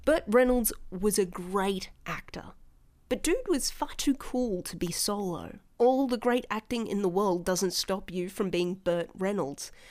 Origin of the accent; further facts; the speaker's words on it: Australia; accent: Australian; people in Meet Space started telling me I was noticeably Australian